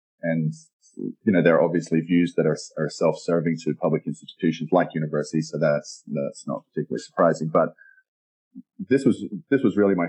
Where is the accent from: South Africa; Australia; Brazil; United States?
Australia; accent: Australian; moved away; also born or lived in London; My accent is Australian. It's a little buried from having spent so much time abroad. But I first moved from Australia.